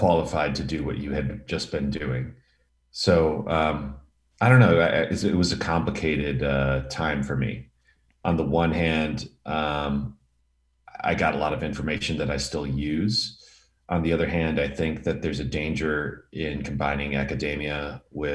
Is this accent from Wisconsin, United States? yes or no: yes; Milwaukee, Wisconsin, United States; now in Los Angeles, United States; I grew up in Milwaukee, Wisconsin